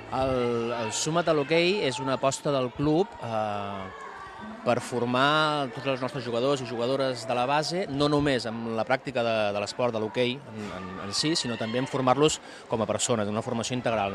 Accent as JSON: {"language": "Catalan", "town": "Bellmunt del Priorat", "region": "Catalonia", "country": "Spain", "said": "soc de Veïmunt del Priorat"}